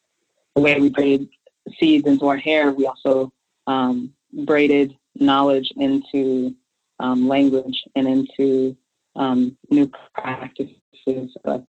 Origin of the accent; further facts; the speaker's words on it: Texas, United States; I am from Texas originally. My family is from Texas and Louisiana. I am from sitting on porches in the summertime and the sound of cicadas